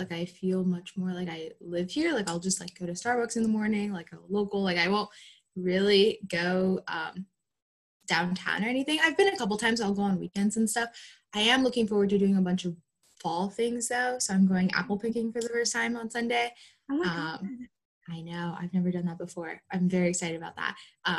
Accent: Miami, Florida, United States; I am in Boston right now, but Miami is home. So I'm from Miami, Florida, originally born and raised there.

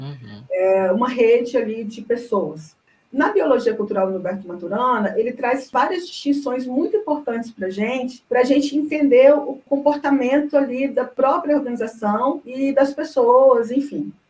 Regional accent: Goiânia, Goiás, Brazil; moved away as an adult; now in Brasília, Brazil; eu sou de Goiânia, mas eu mudei para Brasília já há muito tempo. Vim para Brasília para fazer uma pós-graduação

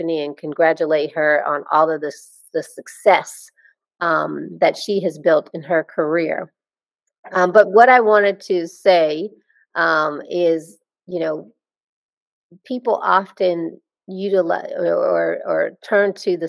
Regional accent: Alabama, United States; I grew up in Alabama.

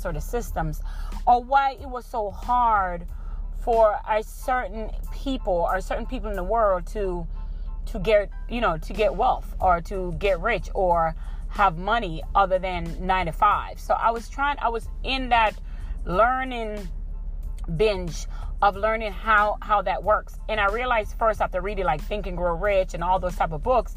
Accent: Jamaica; moved away; also born or lived in Tampa, Florida; We're from Jamaica, so we were raised to be pretty much go to school, go to college, hardworking people

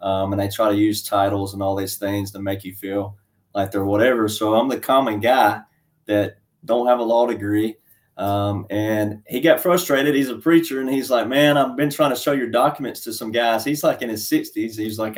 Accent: Alabama, United States; born there; So I'm just a small town country boy, cowboy, fifth generation farm boy. And I was born in Alabama and I've lived in 9 states.

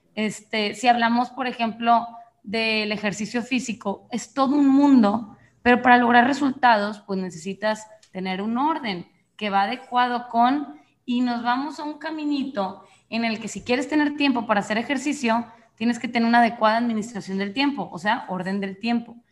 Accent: Monterrey, Nuevo León, Mexico; yo efectivamente soy mexicana del norte, soy de Monterrey

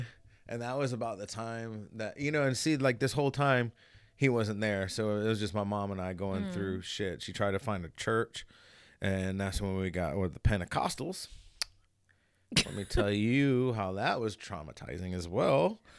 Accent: Hawaii, United States; Like, I had, you know, I'm from Hawaii.

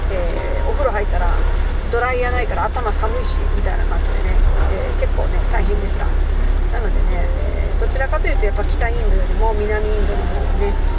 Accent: Japan; 私は日本人

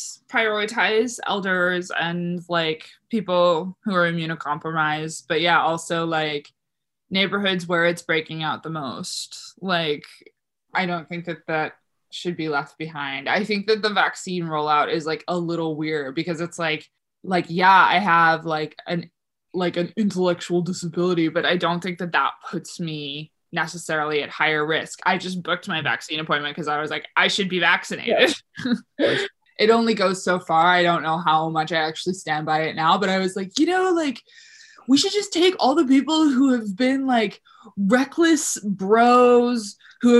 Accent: Hebron, Prince Edward Island, Canada; moved away; also born or lived in O'Leary / Charlottetown; I grew up in a place called Hebron, which was like 20 minutes outside of O'Leary.

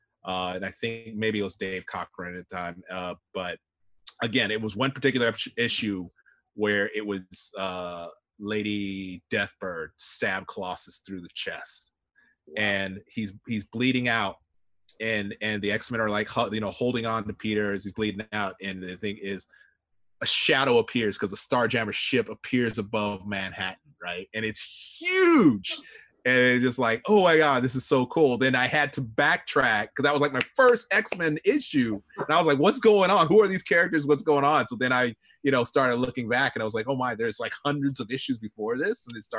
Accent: Japan; But growing up in Japan, so I, you know, I was exposed to Sentai, you know, Kamen Rider

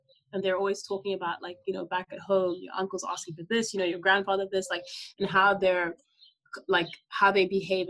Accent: Ghana; So I'm able to say I am from Ghana or I'm from Africa, which is where like I grew up for most part of my life, and people don't doubt me.

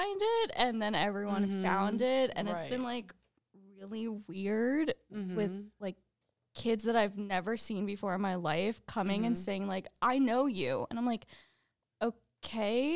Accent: New Jersey, United States; I am from New Jersey, so I went to a college in New Jersey called Stockton University.

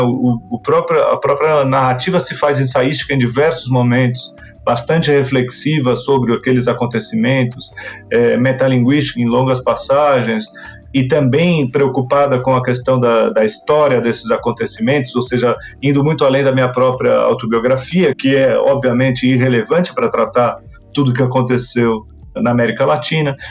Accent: Brazil; meu próprio país, mesmo tendo sido o lugar onde eu nasci, onde eu vivi é, a imensa maioria dos meus dias

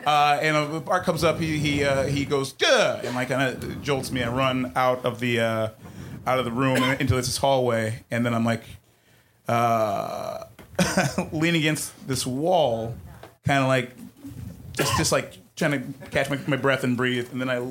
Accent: Ghana; also born or lived in Detroit; I grew up in West Africa, between Detroit and Ghana.

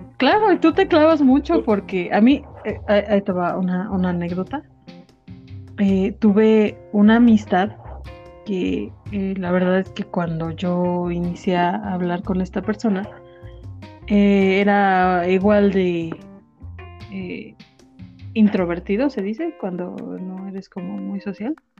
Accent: Apizaco, Tlaxcala, Mexico; yo soy de Apizaco

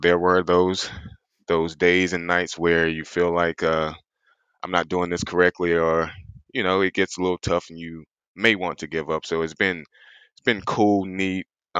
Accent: South Carolina, United States; I'm a small town kid out of South Carolina. Probably didn't grow up with the healthiest of backgrounds. As a matter of fact, I'm from the South, so we do a lot of soul food cooking down here.

